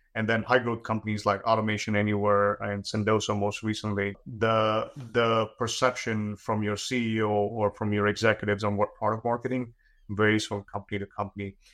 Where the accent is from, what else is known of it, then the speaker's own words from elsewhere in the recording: India; when I was growing up in India